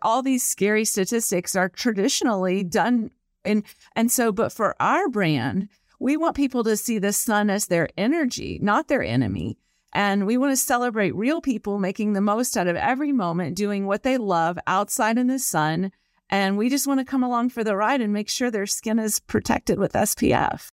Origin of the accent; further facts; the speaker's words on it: the South, United States; I'm from the South